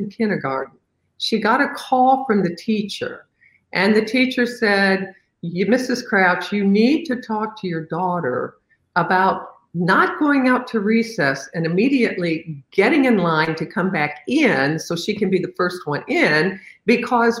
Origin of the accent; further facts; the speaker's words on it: Evansville, Indiana, United States; my hometown of Evansville